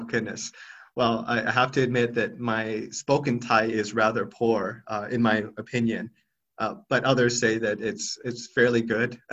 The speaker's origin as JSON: {"language": "English", "country": "United States", "tie": "born or raised there", "moved": "as an adult", "lives_now": "Thailand", "said": "growing up as, as a, um, an Asian American in America"}